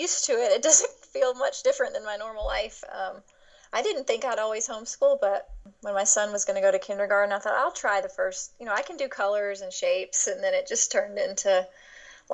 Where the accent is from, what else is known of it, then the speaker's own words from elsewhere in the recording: Nashville, Tennessee, United States; I grew up in Nashville, Tennessee. I am a native, which is rare